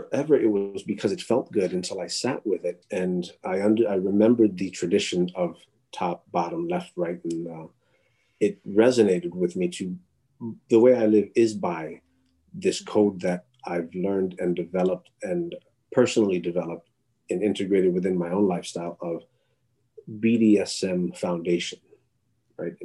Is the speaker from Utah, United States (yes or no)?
no; New York City, New York, United States; also born or lived in Miami, Florida; I'm of Latinx heritage and culturally from New York City